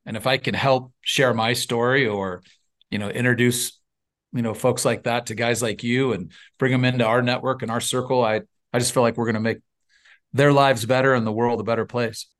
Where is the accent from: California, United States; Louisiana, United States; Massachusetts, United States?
California, United States; Northern; born and raised in California, uh, lion's share of the, of the youth was spent on a, on a six hundred cow dairy in Northern California.